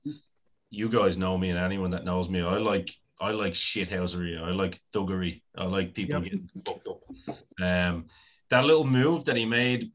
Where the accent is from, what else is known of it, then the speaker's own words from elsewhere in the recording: Ireland; I'm Irish